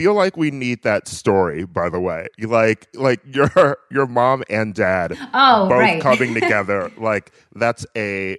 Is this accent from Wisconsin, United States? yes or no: yes; Wisconsin, United States; I'm from Wisconsin